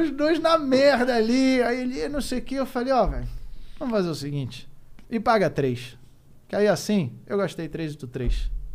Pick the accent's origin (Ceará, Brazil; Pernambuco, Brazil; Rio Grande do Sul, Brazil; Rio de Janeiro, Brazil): Rio de Janeiro, Brazil; moved away; also born or lived in Curitiba; Sou carioca. Morei muito tempo no Grajaú.